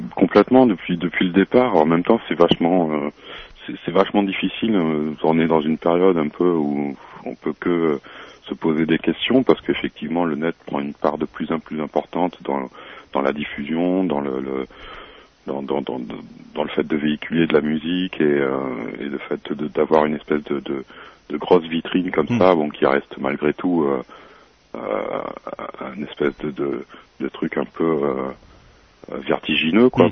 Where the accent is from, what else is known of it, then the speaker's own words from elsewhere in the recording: Réunion; Je suis réunionnais d'origine